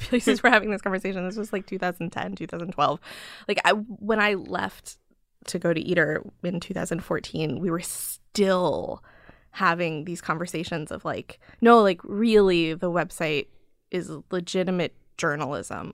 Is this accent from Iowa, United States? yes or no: no; Chicago, Illinois, United States; now in New York, United States; I grew up in Chicago